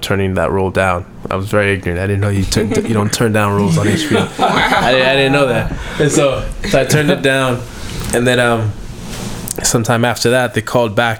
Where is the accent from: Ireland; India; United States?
United States; Maryland; I grew up in Maryland